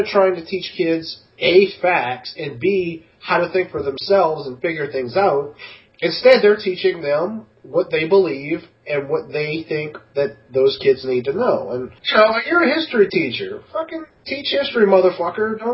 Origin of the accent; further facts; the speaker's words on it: New Orleans, Louisiana, United States; we grew up in New Orleans, around a lot of black people